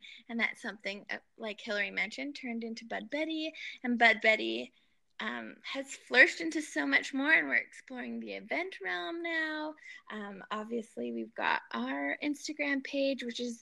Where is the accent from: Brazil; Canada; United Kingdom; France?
Canada; since we are Canadian